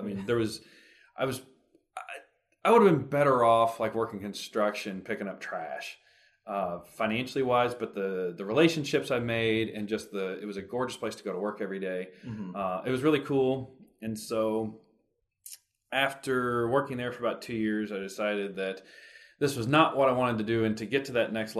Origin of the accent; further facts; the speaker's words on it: Lexington, Kentucky, United States; I grew up in Lexington on a standard bred farm